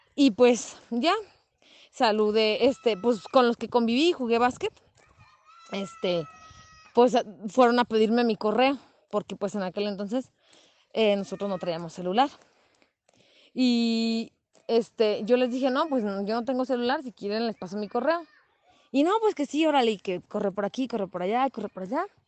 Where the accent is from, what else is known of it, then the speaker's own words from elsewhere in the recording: San José de Gracia, Michoacán, Mexico; aquí en el pueblo donde yo soy nativa, en San José de Gracia, Michoacán.